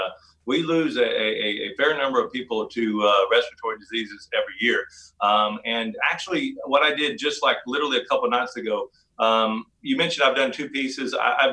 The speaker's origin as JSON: {"language": "English", "region": "Oklahoma", "country": "United States", "also_born_or_lived": "England / Norway", "said": "No, I'm originally from Northeast Oklahoma. My dad was with Phillips Petroleum. And we went overseas to England and Norway, and I graduated high school there. Then I came back to the States for college."}